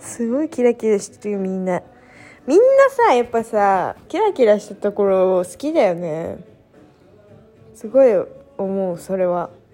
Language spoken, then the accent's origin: Japanese; Japan; その親子が私のじじ実家というか地元に遊びに来るんですよ。で、まあなんか、だってさ、都内からさ、2時間かかん